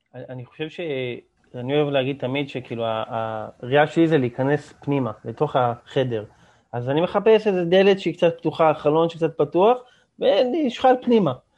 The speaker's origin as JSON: {"language": "Hebrew", "country": "Israel"}